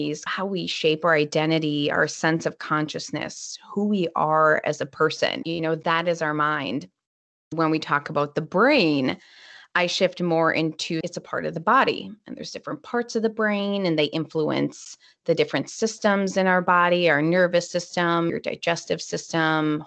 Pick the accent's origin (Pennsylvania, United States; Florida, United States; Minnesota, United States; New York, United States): Minnesota, United States; I'm from Minnesota, so it's usually kind of cold.